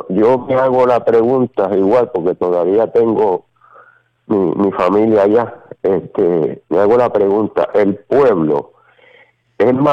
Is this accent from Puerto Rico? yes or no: yes; Guánica, Puerto Rico; also born or lived in Mayagüez; yo estoy en Puerto Rico, lo que pasa es que tengo de allá afuera y ese es mi número, pero soy en Puerto Rico, soy de aquí, de Huánica.